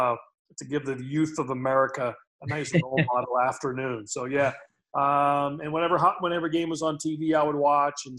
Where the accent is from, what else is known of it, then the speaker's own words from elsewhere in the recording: outside Pittsburgh, Western Pennsylvania, United States; where I grew up in Western